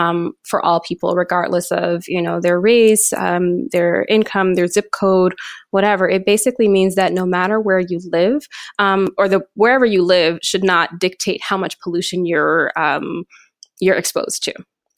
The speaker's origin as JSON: {"language": "English", "town": "Flint", "region": "Michigan", "country": "United States", "tie": "born or raised there", "said": "So I am born and raised in Flint, Michigan. My mom still lives in the house that I grew up in."}